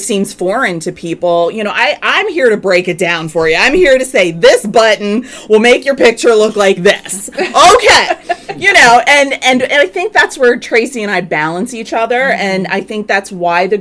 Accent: Havre de Grace, Maryland, United States; growing up in Havity Grace, I know that area very well

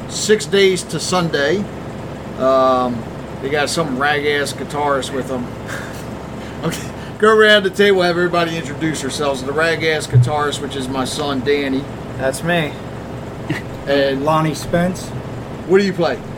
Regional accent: Baltimore, Maryland, United States; I'm from Baltimore City. Grew up playing in bands.

